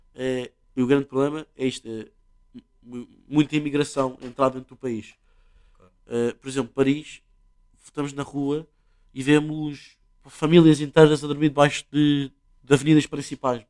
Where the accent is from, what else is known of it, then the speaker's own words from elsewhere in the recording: Portugal; nós, Portugal